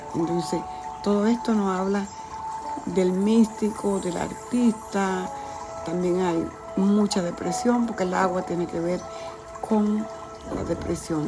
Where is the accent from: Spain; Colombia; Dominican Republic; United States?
Dominican Republic; la República Dominicana, de donde yo soy